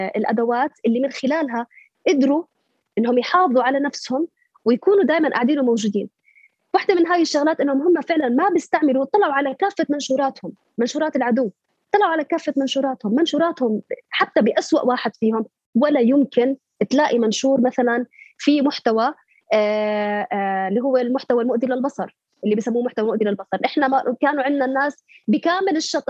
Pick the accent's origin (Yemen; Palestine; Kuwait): Palestine; لنطالب بحقنا كفلسطينيين